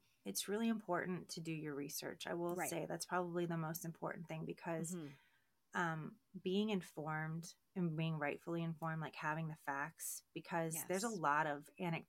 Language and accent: English; Baltimore, Maryland, United States; I started out with conversation. I'm from Baltimore. I'm like, why are you being nice to me?